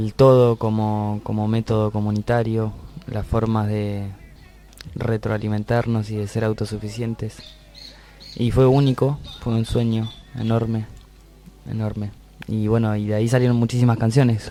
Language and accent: Spanish; Argentina; Nos fuimos de acá de Argentina cantando folclore casi tradicional con poquitas canciones nuestras y volvimos al año